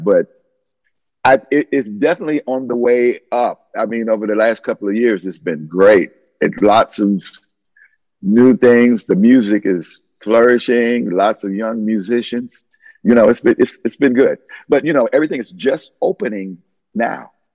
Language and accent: English; Detroit, Michigan, United States; I'm born and raised in Detroit